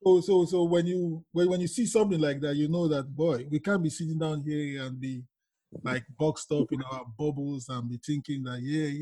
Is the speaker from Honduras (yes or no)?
no; Niger Delta, Nigeria; moved away; I'm from the Delta in Nigeria.